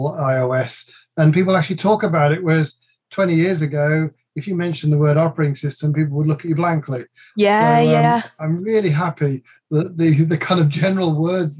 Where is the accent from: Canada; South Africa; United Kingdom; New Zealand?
United Kingdom; England; also born or lived in Dusseldorf; I'm really English, but my mother has put lots of Dutchness